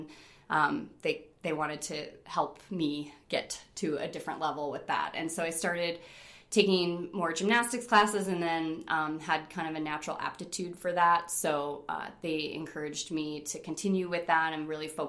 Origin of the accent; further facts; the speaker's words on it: Rochester, New York, United States; moved away as an adult; also born or lived in Fort Collins, Colorado; I was born and raised in Rochester, New York in 1975